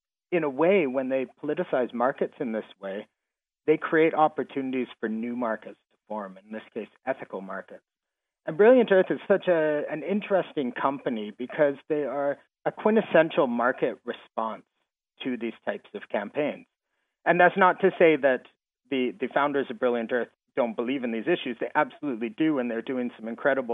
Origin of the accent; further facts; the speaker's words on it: Canada; I'm from Canada